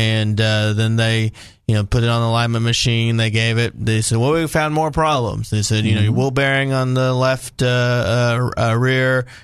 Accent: Benton, Arkansas, United States; I'm born and raised in Benton.

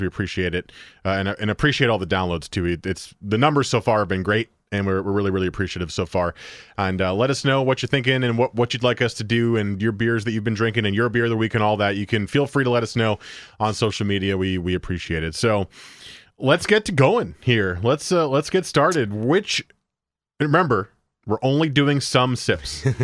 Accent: New Jersey, United States; moved away; I grew up in New Jersey

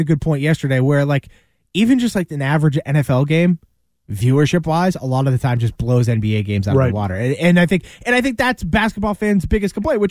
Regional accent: Canada; I'm super Canadian. So, of course, like I, you know, love hockey.

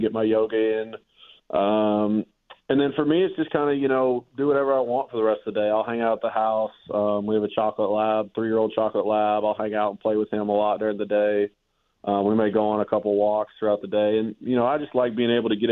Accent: Arkansas, United States; growing up in Arkansas

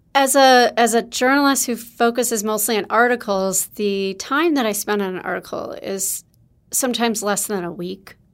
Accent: Wisconsin, United States; I'm from Wisconsin

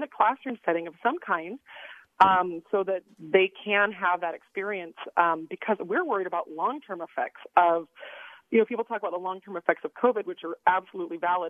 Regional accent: Davis County, Utah, United States; also born or lived in Bay Area, California; now in Salt Lake City, United States; I grew up in Davis County

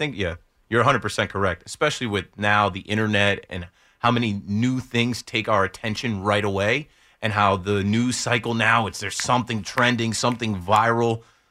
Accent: New Jersey, United States; now in Hudson County, United States; I'm from the Shore area. I live in Hudson County now.

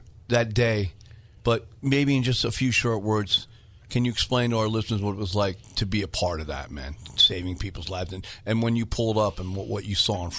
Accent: New York City, New York, United States; moved away; also born or lived in San Diego; being, you know, an American for one and seeing what was going on, but being a New Yorker, even though I don't live there anymore, but I was born and raised in that city

